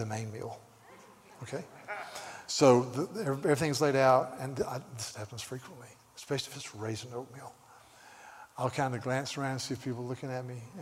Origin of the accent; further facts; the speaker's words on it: the South, United States; now in California, United States; I'm from the South